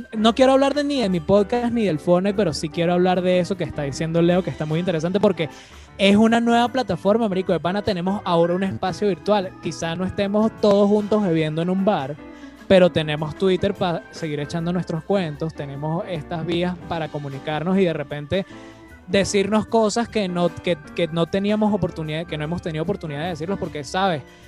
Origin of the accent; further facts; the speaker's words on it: Venezuela; como venezolanos